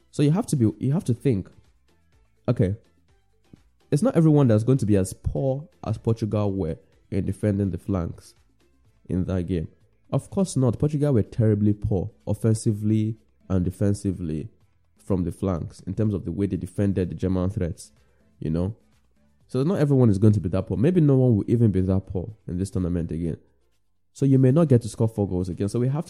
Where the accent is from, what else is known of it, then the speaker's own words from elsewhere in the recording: Nigeria; I'm Nigerian